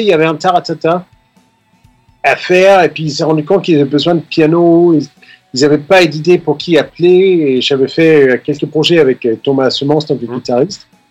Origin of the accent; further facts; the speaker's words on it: Denmark; moved away as an adult; now in Paris, France; j'ai grandi au Danemark, les 20 ans que j'ai passé là-bas